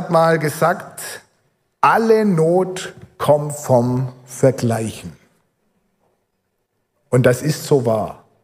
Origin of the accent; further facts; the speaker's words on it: Almersbach, Rhineland-Palatinate, Germany; er war dann Jugendleiter in der Gemeinde in Almersbach, wo ich aufgewachsen bin.